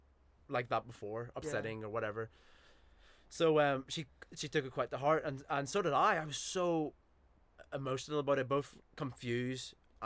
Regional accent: Belfast, Northern Ireland, United Kingdom; now in Bristol, United Kingdom; growing up in East Belfast

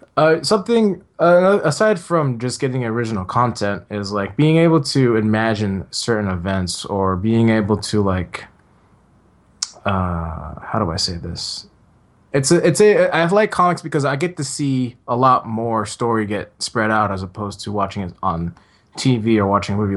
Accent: San Francisco, California, United States; I grew up in San Francisco

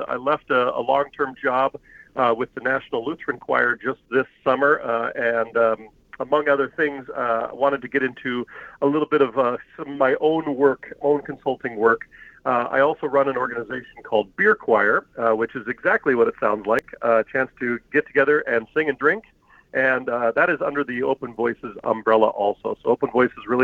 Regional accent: Eugene, Oregon, United States; moved away as an adult; now in Minnesota, United States; I grew up on the West Coast. I'm a Eugene, Oregon kid, and I came out to Minnesota in the late 90s to attend St. Olaf College

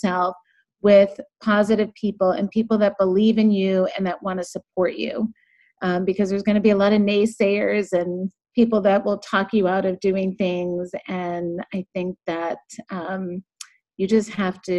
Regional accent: Boston, Massachusetts, United States; I grew up in the Boston area

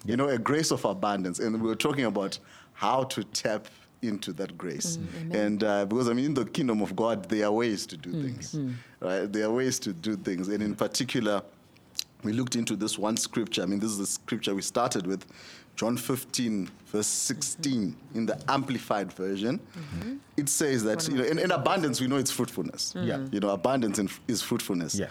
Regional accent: Zimbabwe; I'm from Zimbabwe

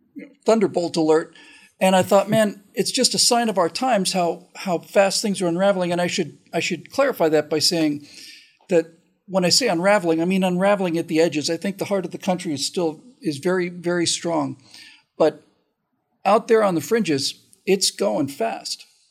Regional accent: Bermuda; I grew up in Bermuda

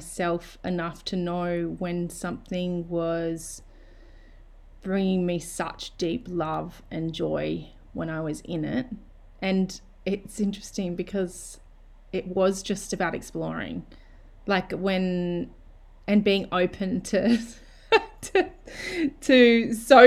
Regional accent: Australia; moved away as an adult; wanting to move back to Australia and my hometown

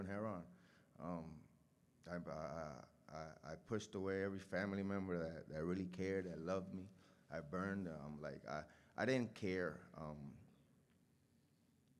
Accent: Puerto Rico; moved away; I'm from Puerto Rico. I grew up with my mom and my two brothers.

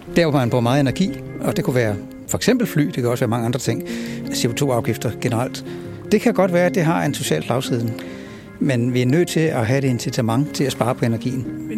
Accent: Denmark

